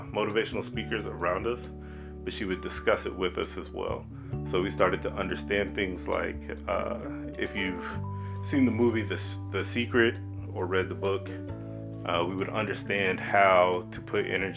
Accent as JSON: {"language": "English", "country": "Germany", "tie": "born or raised there", "said": "I grew up in Germany"}